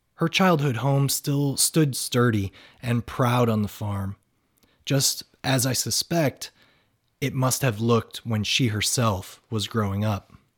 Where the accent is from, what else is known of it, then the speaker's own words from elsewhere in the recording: Northern Ohio, United States; moved away as an adult; also born or lived in Washington; not only did he grow up where I had grown up